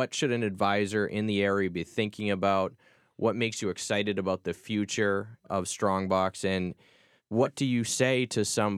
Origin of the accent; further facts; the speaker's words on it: Massachusetts, United States; I grew up in Massachusetts.